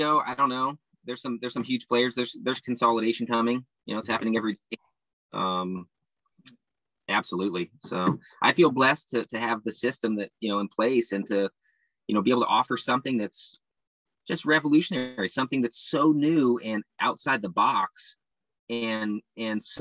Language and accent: English; Santa Barbara, California, United States; now in Oregon, United States; where I'm from in SoCal, you know, Santa Barbara